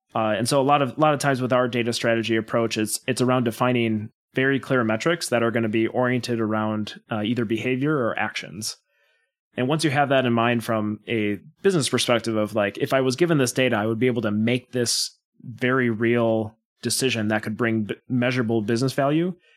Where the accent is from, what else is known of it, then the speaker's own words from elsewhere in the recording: Wisconsin, United States; born and raised in Wisconsin